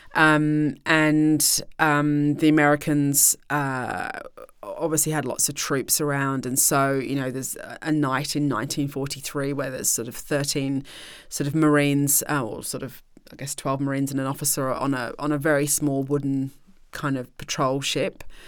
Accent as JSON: {"language": "English", "country": "United Kingdom", "said": "as the British people and as British taxpayers"}